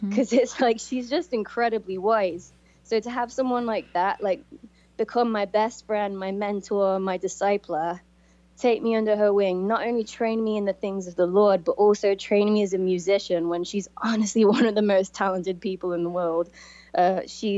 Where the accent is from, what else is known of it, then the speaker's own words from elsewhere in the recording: Coventry, West Midlands, United Kingdom; moved away as an adult; I came from Coventry, England.